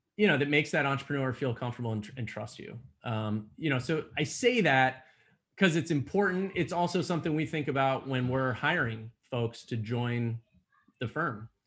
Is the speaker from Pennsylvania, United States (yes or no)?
yes; Allentown, Pennsylvania, United States; born and raised in Allentown, Pennsylvania